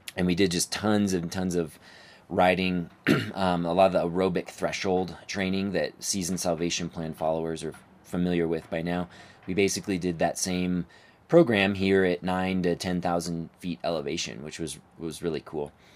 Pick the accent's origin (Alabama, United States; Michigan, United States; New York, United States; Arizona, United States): Arizona, United States; outside of Phoenix; also born or lived in Flagstaff, Arizona; now in Denver, United States; I grew up outside of Phoenix, Arizona